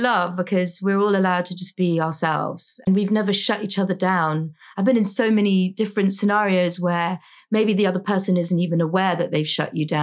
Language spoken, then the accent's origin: English; London, United Kingdom; moved away as an adult; also born or lived in United States; now in New York City, United States; And then when I was two, we moved back to Britain and I was raised in London.